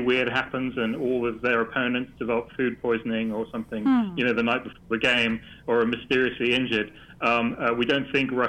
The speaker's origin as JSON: {"language": "English", "country": "Netherlands", "said": "I'm Dutch"}